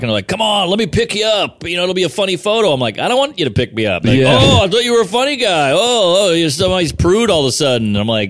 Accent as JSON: {"language": "English", "region": "Louisiana", "country": "United States", "said": "I'm from Louisiana. I'm from the South."}